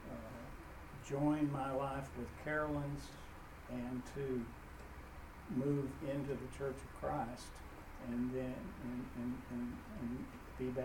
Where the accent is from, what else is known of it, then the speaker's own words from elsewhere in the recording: Waverly, Tennessee, United States; I grew up in Waverly, Tennessee. And in town, the, uh, the Protestants all were friendly with each other, and the Church of Christ was all somewhere